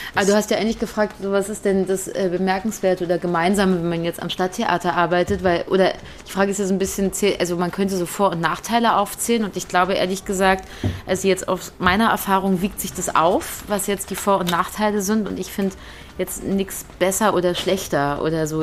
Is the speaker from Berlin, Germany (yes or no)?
yes; Berlin, Germany; jetzt komme ich aus Berlin